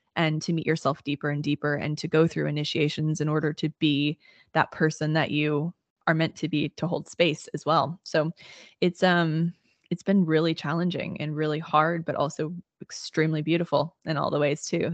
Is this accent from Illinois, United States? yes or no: yes; Southern Illinois, United States; I grew up in Illinois, in Southern Illinois, and grew up in a really small town